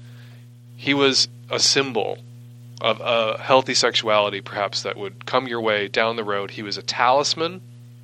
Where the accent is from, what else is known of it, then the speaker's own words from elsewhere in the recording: Midwest, United States; now in West Coast, United States; I live on the West Coast. I grew up in the Midwest